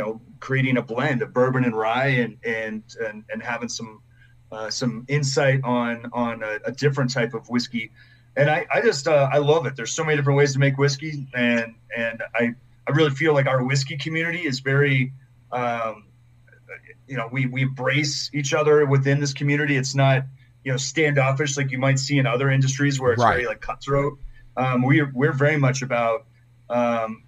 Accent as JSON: {"language": "English", "region": "Colorado", "country": "United States", "said": "I'm from Colorado. This is home for me."}